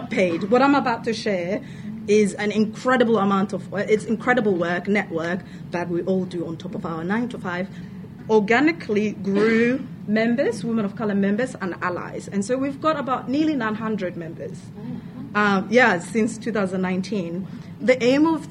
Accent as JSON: {"language": "English", "country": "Somalia", "moved": "as an adult", "lives_now": "Victoria, Australia", "said": "I am from Somalia. I've lived here for 10 years. Came here as an international student"}